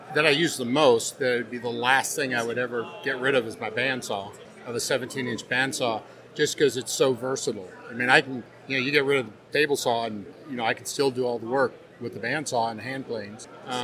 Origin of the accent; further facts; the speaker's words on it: Conway, Arkansas, United States; Conway, Arkansas.